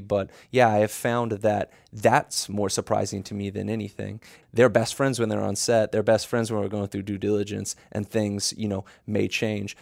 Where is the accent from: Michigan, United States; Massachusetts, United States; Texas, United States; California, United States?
Texas, United States; Dallas; moved away; I'm from Dallas originally